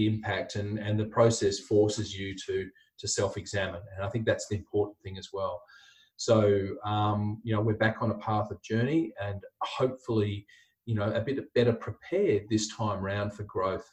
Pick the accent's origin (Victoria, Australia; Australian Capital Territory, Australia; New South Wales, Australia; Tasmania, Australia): Tasmania, Australia; Hobart; moved away as an adult; also born or lived in Adelaide, Australia; now in Brisbane, Australia; I grew up in Hobart in Tasmania.